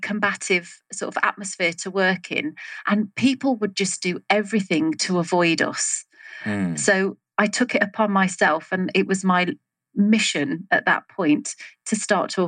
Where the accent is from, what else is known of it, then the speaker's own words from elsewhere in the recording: England, United Kingdom; also born or lived in Salisbury; I'm from England, currently in Salisbury, so sort of south central of England